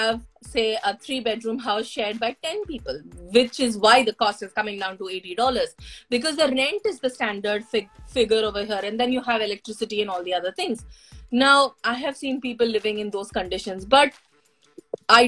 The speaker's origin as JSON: {"language": "English", "town": "Hyderabad", "region": "Telangana", "country": "India", "moved": "yes", "lives_now": "New Zealand", "said": "I come from Hyderabad, and our culture is pretty much the same."}